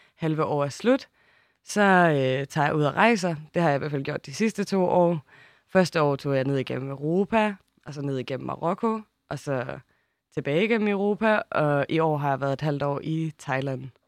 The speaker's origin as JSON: {"language": "Danish", "area": "Samsø", "region": "Central Denmark Region", "country": "Denmark", "tie": "born or raised there", "said": "jeg haft et halvt år på Samsø, hvor jeg er vokset op"}